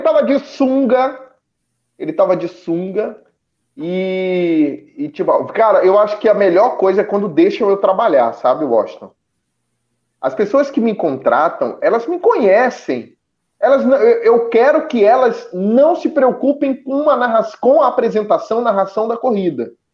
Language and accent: Portuguese; Recife, Pernambuco, Brazil; now in São Lourenço da Mata, Brazil; eu sou do Recife, eu nasci no Recife